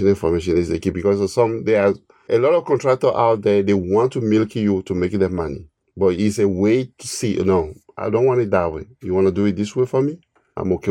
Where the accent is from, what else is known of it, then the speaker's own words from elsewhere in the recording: Togo; also born or lived in New Jersey, United States; now in United States; I'm an immigrant from West Africa, Togo, to U.S. almost 20 years ago